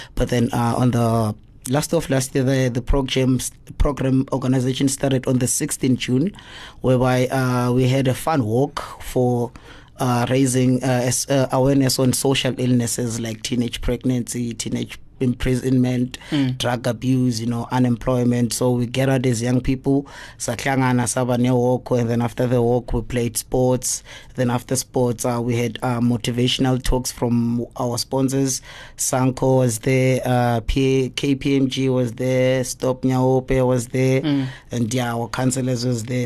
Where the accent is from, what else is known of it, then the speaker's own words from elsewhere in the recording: East Rand, Gauteng, South Africa; I'm from the East Rand. What, 55. Mm. Yes, I was born and bred there. I grew up there